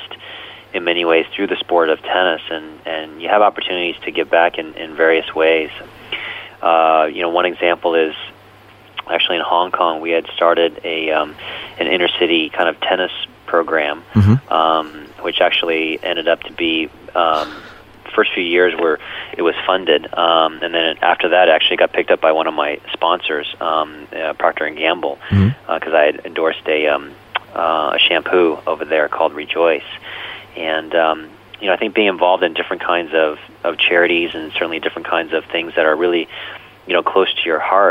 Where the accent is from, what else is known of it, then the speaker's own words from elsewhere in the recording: United States; Even though I was born here in the United States, I'm very much, you know, I'm very much Chinese